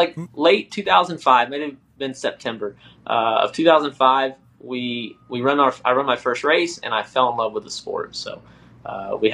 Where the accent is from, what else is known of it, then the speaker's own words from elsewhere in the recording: South Florida, United States; also born or lived in South Georgia; My great grandfather, Cicero, moved the family to South Florida for an earlier crop